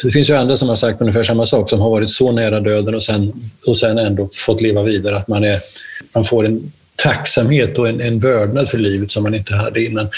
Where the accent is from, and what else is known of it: Närke, Örebro County, Sweden